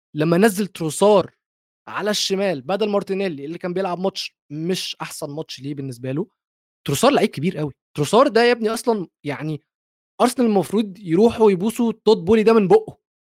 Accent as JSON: {"language": "Arabic", "country": "Egypt", "said": "عندنا في مصر"}